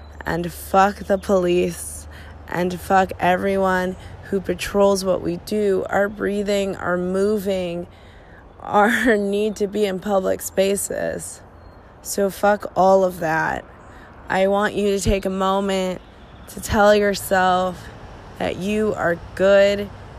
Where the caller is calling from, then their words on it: Portland, Oregon, United States; I am calling from Portland, Oregon.